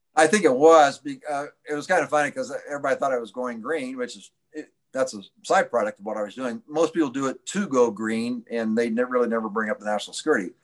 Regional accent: Indianapolis, Indiana, United States; I'm from Indianapolis

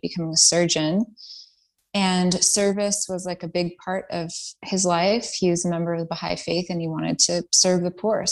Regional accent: Nashville, Tennessee, United States; first language Persian; English is a second language; moved away as an adult; also born or lived in New York; I was born and raised in Nashville

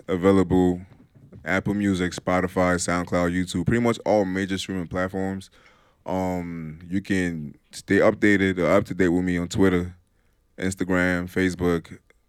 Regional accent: Nigeria; moved away as an adult; also born or lived in Delaware; now in Vermont, United States; growing up in Nigeria, it's like a whole different culture.

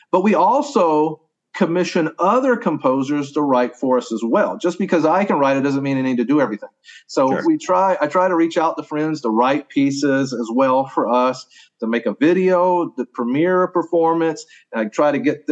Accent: Augusta, Georgia, United States; moved away as an adult; also born or lived in Tennessee / North Dakota; now in Oklahoma, United States; I grew up in Augusta, Georgia, right on the Savannah River on the eastern side of South Carolina

